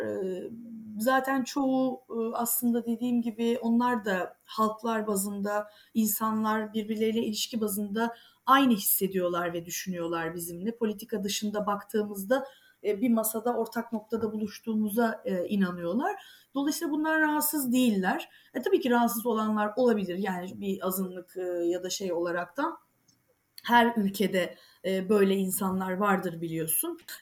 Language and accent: Turkish; Turkey; moved away as an adult; now in Greece; Türk'üm ben